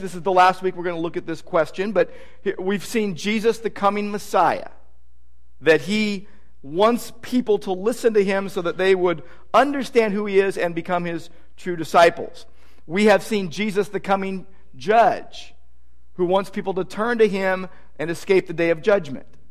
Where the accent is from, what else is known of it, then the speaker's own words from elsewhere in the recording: Downey, California, United States; growing up in Downey, just, you know, 20 miles from Disneyland.